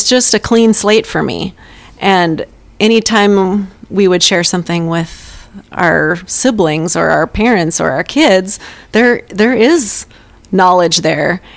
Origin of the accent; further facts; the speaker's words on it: Catherine, North Dakota, United States; I grew up in rural North Dakota on a farm